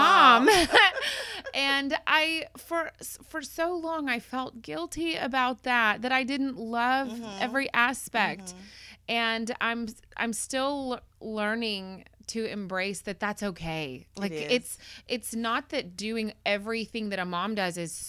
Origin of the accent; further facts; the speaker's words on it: McKinney, Texas, United States; I grew up in McKinney, and I graduated from McKinney High School